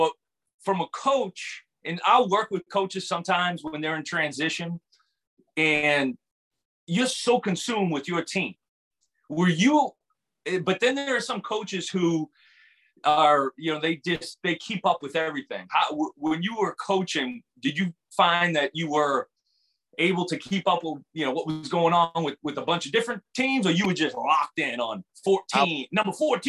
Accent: Northeast, United States; I was calling my first Kentucky game. And I'm from the Northeast.

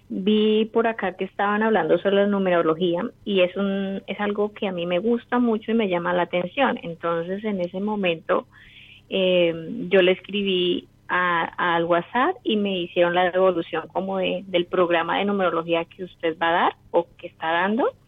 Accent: Colombia; De Colombia y ahorita estoy viviendo en Villavicencio, Meta.

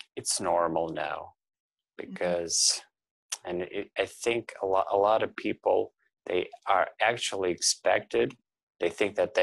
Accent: Russia; now in Toronto, Canada; I now live in Toronto, Canada, but I'm originally from Russia

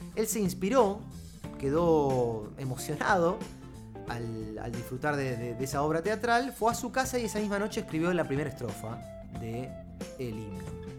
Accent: Argentina; como, argentino, como ciudadano de esta república

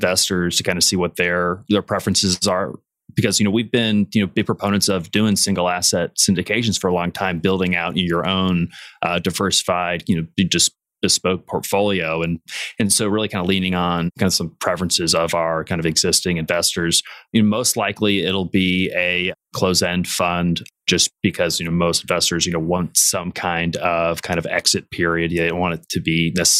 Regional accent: Indianapolis, Indiana, United States; born and raised in Indianapolis.

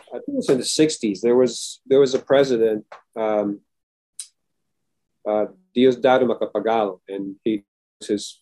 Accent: Manila, Metro Manila, Philippines; moved away as an adult; now in United States; Yeah, and I'm from Manila.

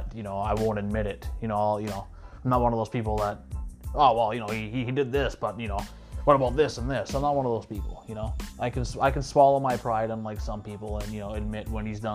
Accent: Sault Ste. Marie, Ontario, Canada; we were supposed to play this show April 9th at the Canadian here in my hometown

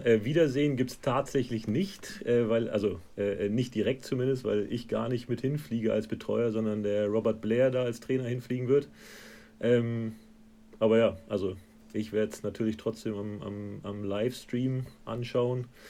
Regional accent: Hanover, Lower Saxony, Germany; moved away as an adult; now in Scotland, United Kingdom; so rund um Hannover, wo ich herkomme

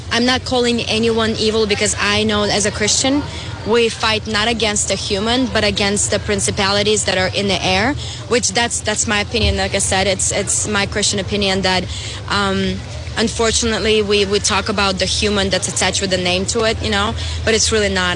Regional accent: Belarus; now in Florida, United States; I'm originally from Belarus

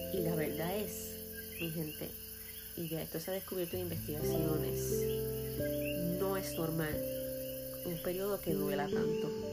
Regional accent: Puerto Rico; yo soy boricua

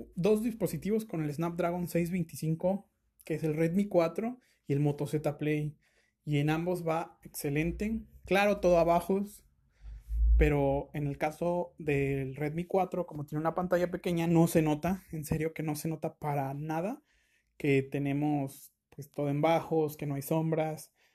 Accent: Mexico; yo como mexicano

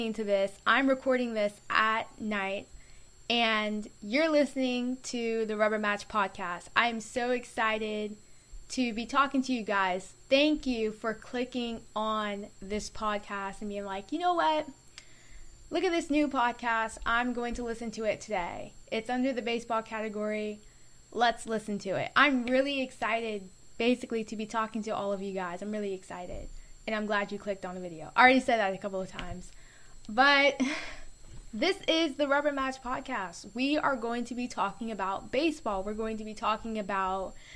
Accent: Florida, United States; I'm from Florida

